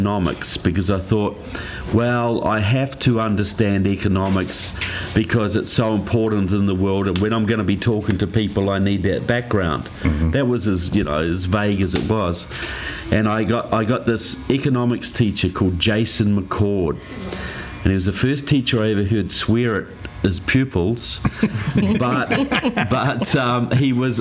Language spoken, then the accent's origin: English; New Zealand; I grew up in New Zealand, which is right in the bottom of the South Pacific.